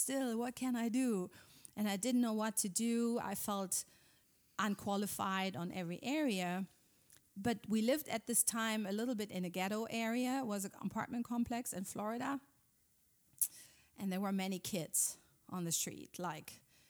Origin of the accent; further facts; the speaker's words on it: Germany; English is a second language; moved away as an adult; Yeah, I'm from Germany. We live here since 14 years. Came here with our 4 sons 14 years ago